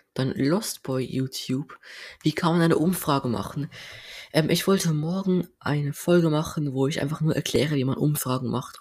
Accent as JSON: {"language": "German", "region": "Basel-Landschaft", "country": "Switzerland", "accent": "Basel dialect", "first_language": "Swiss German", "second_language": "German", "said": "Und dann haben mich voll viele geraten, ob ich Basler bin, wegen meinem Dialekt. Ähm, und ja, ich bin Basler"}